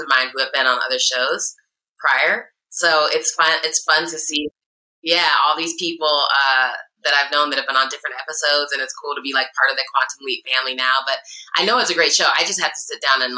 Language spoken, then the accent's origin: English; Iowa, United States; now in California, United States; I'm from Iowa, which is in the Midwest in the central time zone